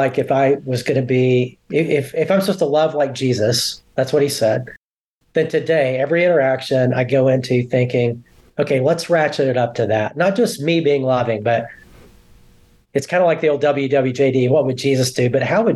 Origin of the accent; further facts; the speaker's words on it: Alabama, United States; now in Dallas, United States; I grew up in Alabama